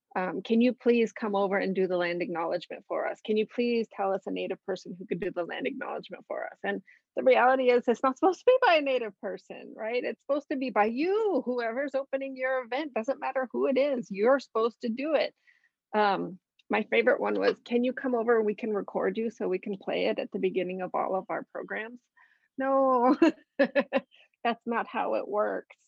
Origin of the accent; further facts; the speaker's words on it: Arizona, United States; moved away as an adult; I am originally from Arizona. I've been out here for 11 years